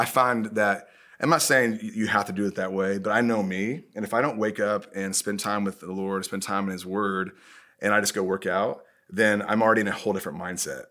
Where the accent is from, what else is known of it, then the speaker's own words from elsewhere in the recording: Indiana, United States; I'm from Indiana